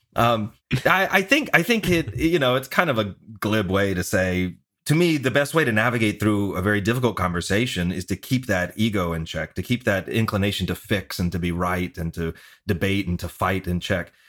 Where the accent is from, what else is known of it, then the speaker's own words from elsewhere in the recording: the South, United States; moved away; I'm from the South originally.